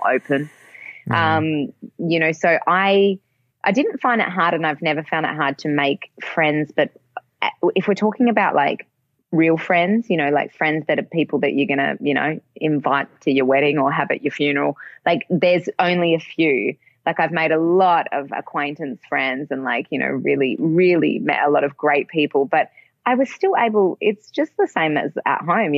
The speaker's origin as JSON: {"language": "English", "town": "Perth", "region": "Western Australia", "country": "Australia", "tie": "born or raised there", "also_born_or_lived": "Melbourne, Australia", "moved": "as an adult", "lives_now": "Germany", "said": "I left my hometown when I was 19"}